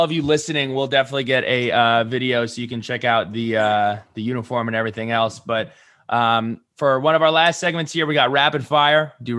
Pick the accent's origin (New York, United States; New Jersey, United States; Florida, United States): New Jersey, United States; I'm from New Jersey